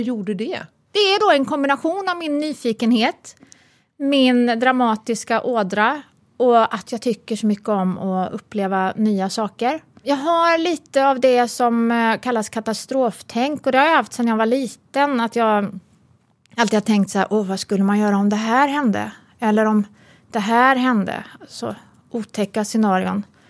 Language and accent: Swedish; Uddevalla, Västra Götaland, Sweden; moved away; jag är uppvuxen i Uddevalla